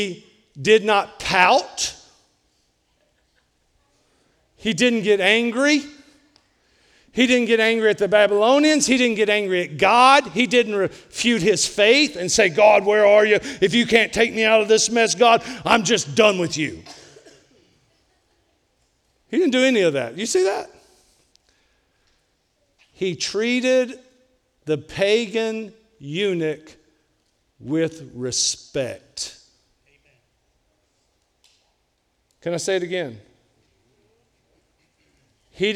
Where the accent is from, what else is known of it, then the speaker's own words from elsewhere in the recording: United States; before I'm an American, I'm Christian